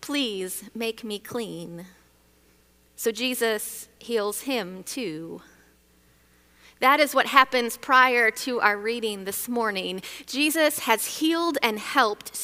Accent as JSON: {"language": "English", "region": "Michigan", "country": "United States", "tie": "born or raised there", "said": "Growing up in Michigan"}